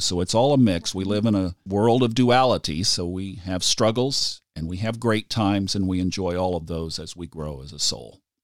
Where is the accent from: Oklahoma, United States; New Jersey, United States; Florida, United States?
Oklahoma, United States; Tulsa; I grew up in Tulsa, Oklahoma